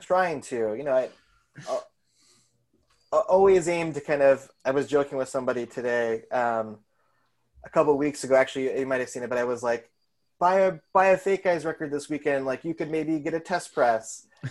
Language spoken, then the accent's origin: English; Colorado, United States; moved away as an adult; also born or lived in Seattle / New York; now in Chicago, United States; I just went to college there, so I grew up in Colorado